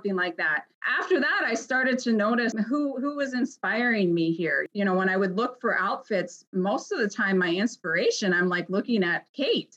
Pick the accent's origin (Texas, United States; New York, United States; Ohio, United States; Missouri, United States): Ohio, United States; moved away as an adult; also born or lived in Chicago, Illinois / southern Minnesota; now in Minnesota, United States; I'm originally from Ohio, and then I moved out to Chicago